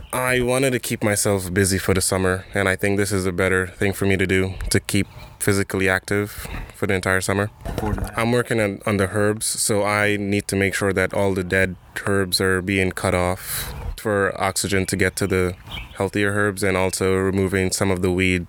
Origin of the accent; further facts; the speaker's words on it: Trinidad & Tobago; moved away; I'm from Trinidad and Tobago.